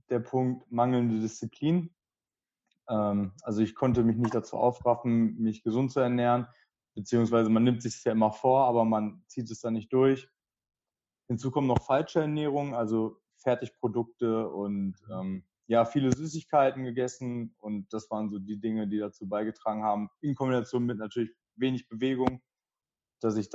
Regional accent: Dortmund, North Rhine-Westphalia, Germany; Ich bin 25 und ich komme aus Dortmund.

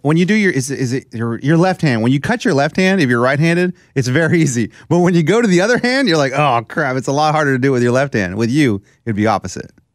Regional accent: Texas, United States; I'm from Texas

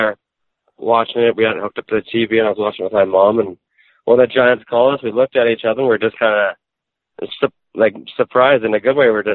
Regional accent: Souris, Manitoba, Canada; also born or lived in Brandon, Manitoba; I'm originally from Souris, Manitoba, a town of 2,000 people, and then I moved to Brandon, which is a population of 50,000 people.

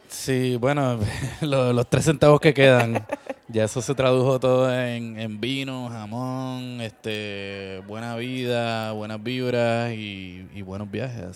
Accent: Puerto Rico; de pequeño, pues sí, tú sabes, creciendo en Puerto Rico

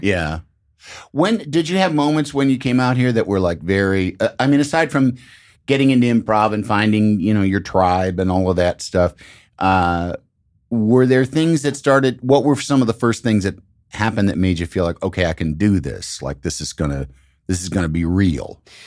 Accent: Chicago, Illinois, United States; I'm from Chicago

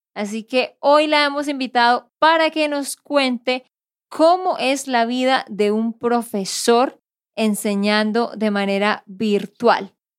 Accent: Santander, Colombia; de Santander, Colombia

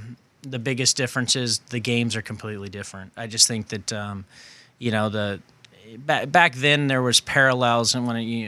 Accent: California, United States; growing up in the Bay Area around the time when, you know, Bill Walsh's teams were really good.

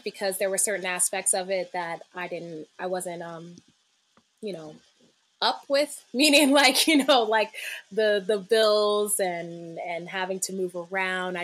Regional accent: Akron, Ohio, United States; moved away as an adult; now in Brooklyn, United States; my childhood in Ohio was off and on very happy

